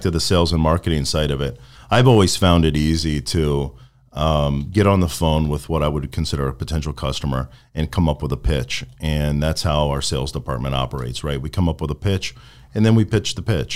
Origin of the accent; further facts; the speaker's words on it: Venice, Florida, United States; also born or lived in Midwest / Sarasota, Florida; I've spent most of my time in Florida